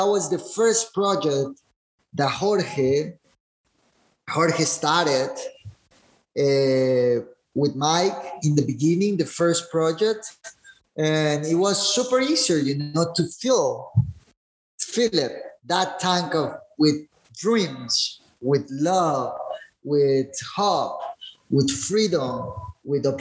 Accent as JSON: {"language": "English", "town": "El Zonte", "region": "La Libertad", "country": "El Salvador", "tie": "born or raised there", "said": "I remember growing here in Sonte in Christian families"}